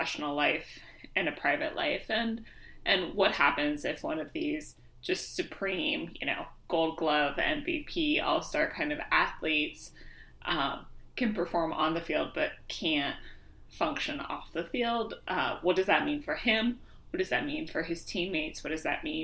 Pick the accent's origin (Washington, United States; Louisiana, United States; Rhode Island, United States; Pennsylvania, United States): Washington, United States; Seattle; I grew up in Seattle